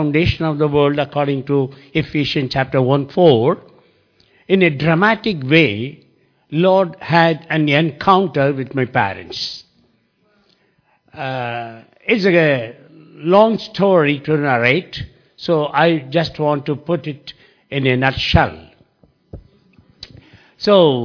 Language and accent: English; Mysore, Karnataka, India; I came from a city called Mysore which is in the South India.